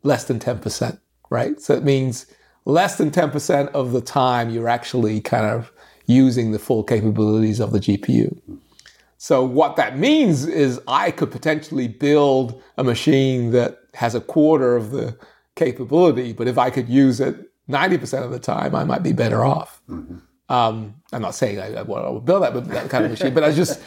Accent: London, United Kingdom; now in United States; I grew up in London

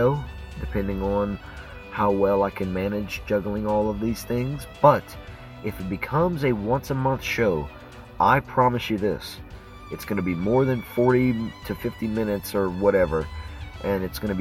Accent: Cajun, Louisiana, United States; I'm a Cajun, and my co-hosts, we're all Cajuns

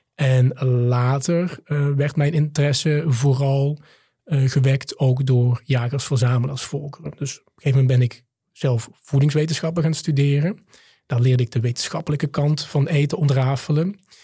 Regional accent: Limburg, Netherlands; also born or lived in Maastricht; Ik ben in Limburg op het platteland opgegroeid, in het, eh, ouderlijk huis van mijn moeder.

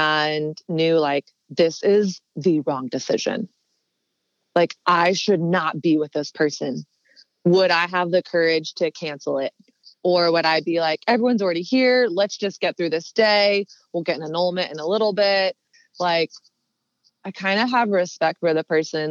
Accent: the South, Southern United States, United States; moved away as an adult; now in New York City, United States; growing up in Southern conservative Christian culture

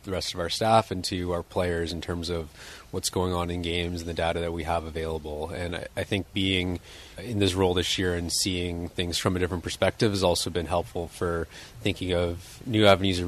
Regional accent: Toronto, Ontario, Canada; I grew up in Toronto in Canada, so I played hockey

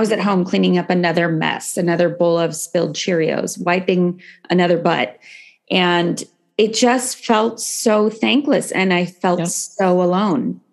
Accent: San Francisco Bay Area, California, United States; also born or lived in Los Angeles; I grew up actually in the San Francisco Bay Area.

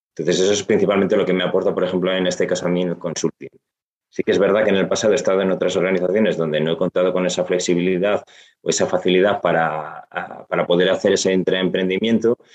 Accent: Gijón, Asturias, Spain; yo que soy asturiano, que soy de Gijón

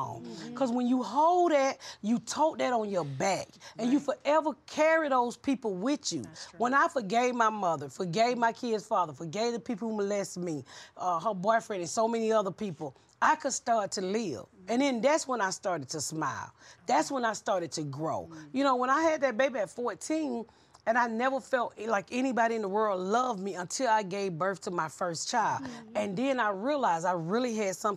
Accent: Atlanta, Georgia, United States; I grew up here in Atlanta, and when my daughter was first in high school

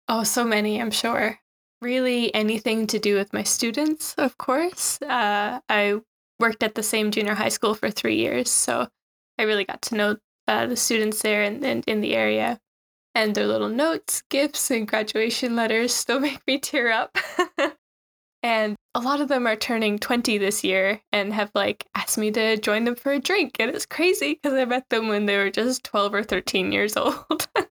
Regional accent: Newfoundland and Labrador, Canada; moved away as an adult; also born or lived in Shizuoka, Japan; now in Japan; So, I'm from Newfoundland, Canada. It's quite a rural area

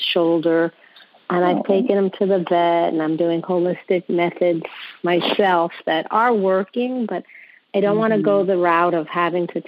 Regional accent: New York, United States; accent: New York; now in Sunrise, Florida, United States; I'm from Sunrise, Florida, originally from New York, as you can hear the accent.

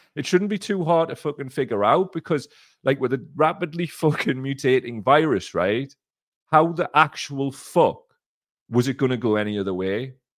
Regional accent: Gator / Blyth area, North East England, United Kingdom; we're from Gator and Blythe

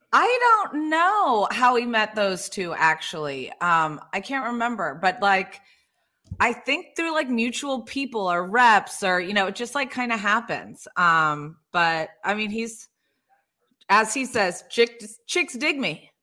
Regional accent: Hilton Head Island, South Carolina, United States; also born or lived in Indiana; I grew up in Hilton Head, that's only 12 miles long

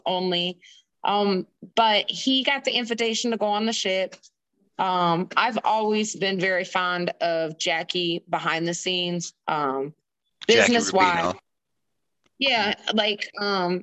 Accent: Indiana, United States; moved away as an adult; also born or lived in East Coast; I'm actually born and raised in Indiana

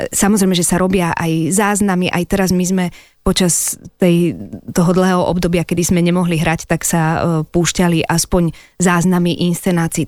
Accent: Slovakia; first language Slovak; also born or lived in Czechoslovakia; ja som naozaj Čechoslovenka, narodila som sa v Československu a od malička tak, ako som bola, samozrejme, že moja rodná reč je Slovenčina

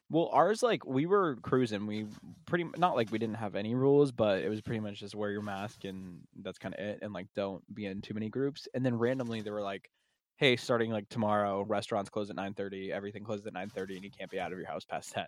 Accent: Massachusetts, United States; we're from Massachusetts

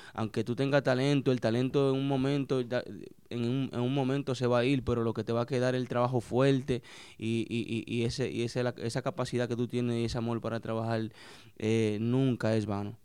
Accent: San Pedro de Macorís, Dominican Republic; also born or lived in New York, United States; San Pedro de Macorís, un pueblo ahí en San Pedro de Macorís, barrio Miramar, donde me crié

